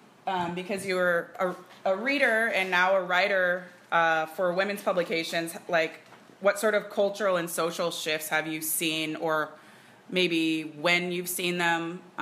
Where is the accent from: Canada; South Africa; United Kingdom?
Canada; we're Canadian.